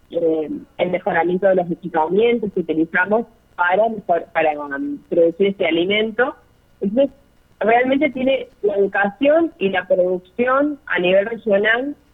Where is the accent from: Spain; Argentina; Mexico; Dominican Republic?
Argentina; además de todo lo que sabemos como argentinos que nos gusta tomar el mate, podemos estar seguros de que tiene muchos beneficios para la salud.